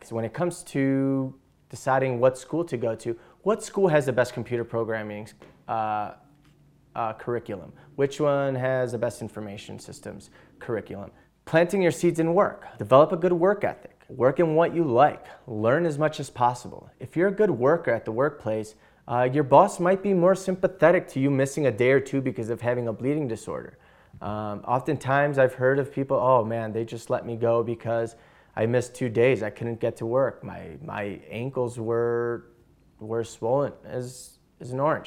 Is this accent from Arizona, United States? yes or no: no; Chicago, Illinois, United States; I'm from Chicago, Illinois.